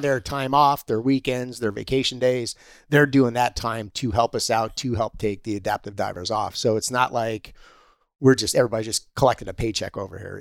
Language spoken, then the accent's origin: English; Pennsylvania, United States; moved away; I'm originally from Pennsylvania